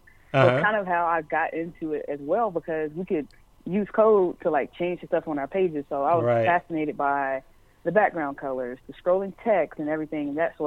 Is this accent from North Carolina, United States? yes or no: yes; Charlotte, North Carolina, United States; I'm from Charlotte